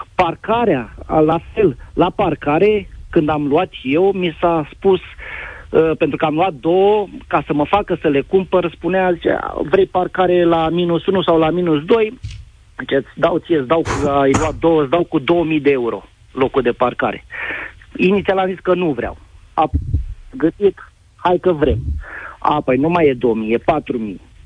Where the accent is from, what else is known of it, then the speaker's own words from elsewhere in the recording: Ploiești, Prahova, Romania; pot să zic că sunt din Ploiești